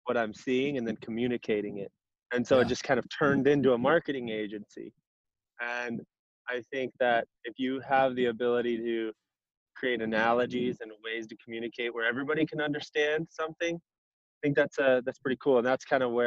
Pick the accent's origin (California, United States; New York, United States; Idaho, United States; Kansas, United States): Idaho, United States; Coeur d'Alene; also born or lived in Seattle, Washington / Spokane, Washington / Rathdrum, Idaho; I grew up in I was born in northern Idaho, Coeur d'Alene. I moved around a little bit around the Pacific Northwest as I grew up. I moved to Seattle, Spokane, back to Coeur d'Alene. I graduated high school in Rathdrum, Idaho.